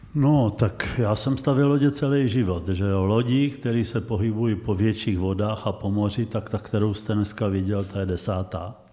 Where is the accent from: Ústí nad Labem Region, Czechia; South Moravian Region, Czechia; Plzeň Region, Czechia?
South Moravian Region, Czechia; Znojmo; jsem vyrůstal na ulici a drtivá většina mých kamarádů po roce 45 vlastně neměla oba rodiče, nebo někdo žádný, protože Znojmo bylo pohraničí